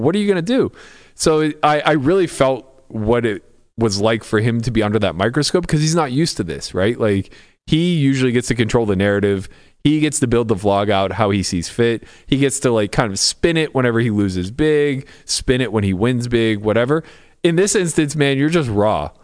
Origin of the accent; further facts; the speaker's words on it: Pittsburgh, Pennsylvania, United States; I grew up in Pittsburgh